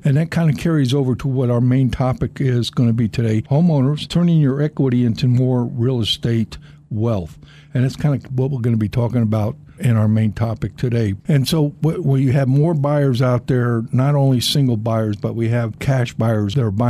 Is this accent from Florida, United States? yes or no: yes; Miami, Florida, United States; I was born and raised in Florida, and in particular Miami